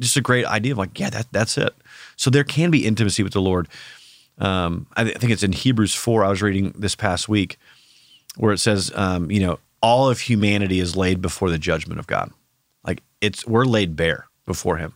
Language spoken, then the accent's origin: English; Iowa, United States; now in Oklahoma, United States; I grew up in Iowa, so we, we have, it's basically Oklahoma North